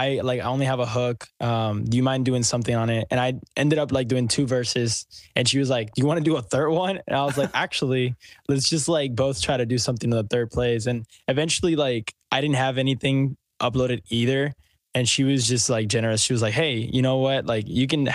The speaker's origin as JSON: {"language": "English", "country": "Puerto Rico", "tie": "born or raised there", "moved": "as an adult", "lives_now": "Houston, United States", "said": "I was born and raised in Puerto Rico"}